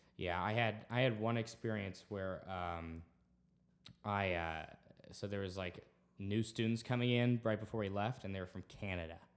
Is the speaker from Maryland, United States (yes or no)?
no; Texas, United States; being a Texan